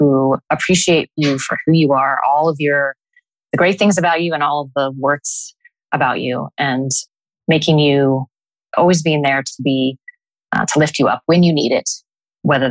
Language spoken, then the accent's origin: English; Columbus, Ohio, United States; I was born and raised in Columbus, Ohio.